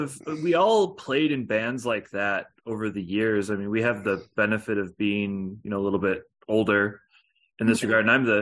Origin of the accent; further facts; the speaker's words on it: Maryville, United States; I play drums. I'm from Maryville